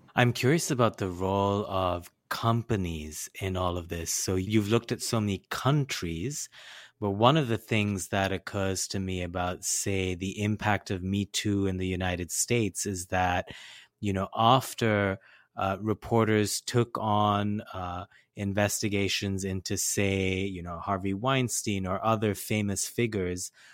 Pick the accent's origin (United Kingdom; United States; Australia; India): India; I grew up in South Asia, in India